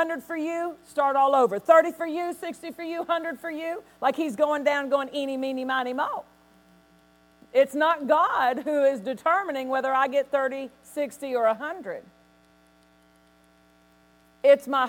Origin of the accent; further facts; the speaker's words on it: Nashville, Tennessee, United States; I was raised in Nashville